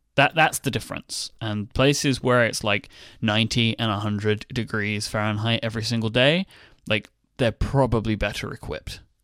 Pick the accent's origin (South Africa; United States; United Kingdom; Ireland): United Kingdom; I'm British